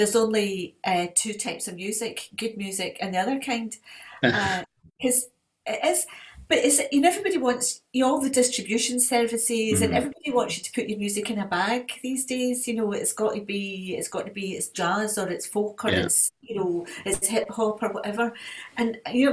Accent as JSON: {"language": "English", "region": "Scotland", "country": "United Kingdom", "said": "I am a Scottish patriot."}